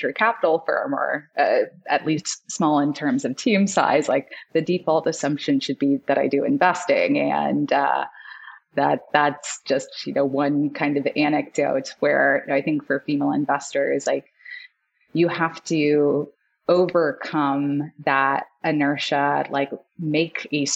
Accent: Sydney, New South Wales, Australia; moved away; I am Australian. I was born in Sydney

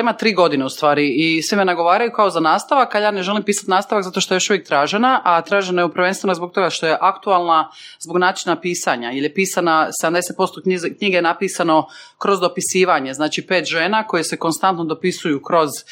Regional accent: Šibenik, Šibenik-Knin County, Croatia; now in Zagreb, Croatia; Šibenik, mama iz Vrpalja

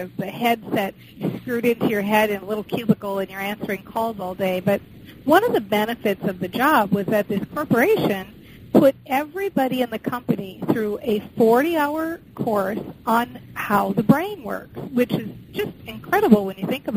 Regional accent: Minnesota, United States; I was raised in the Midwest in Minnesota

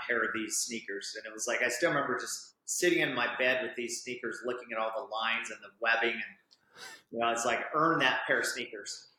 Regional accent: Orem, Utah, United States; I grew up right here in Orem, Utah

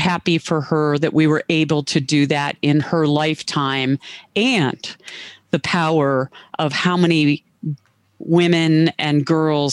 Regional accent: Cleveland, Ohio, United States; moved away as an adult; I moved back to Cleveland, my hometown

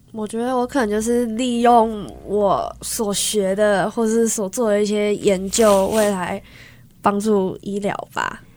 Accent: Taiwan; moved away as an adult; now in United States; 我就说我台湾来的

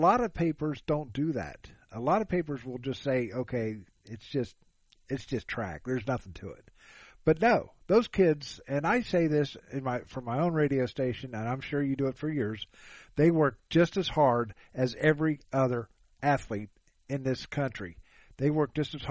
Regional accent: Huber Heights, Ohio, United States; I grew up in Huber Heights

